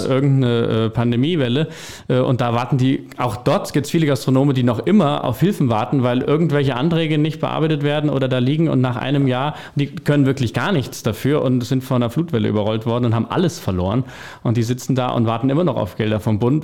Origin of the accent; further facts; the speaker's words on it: Lauterbach, Hesse, Germany; moved away as an adult; also born or lived in Frankfurt / Wiesbaden; Wir sind junge Leute, wir kommen aus Lauterbach, sind wieder zurück. Also ich war auch lange in Frankfurt, ich habe in Wiesbaden gewohnt. Mich hat es dann auch wieder in die Heimat, in den Vogelsberg verschlagen